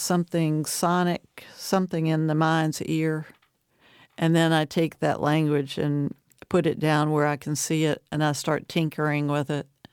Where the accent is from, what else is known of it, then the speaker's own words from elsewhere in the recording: Dublin, Virginia, United States; also born or lived in Appalachian Mountains; It's one of my hometowns. Dublin, Virginia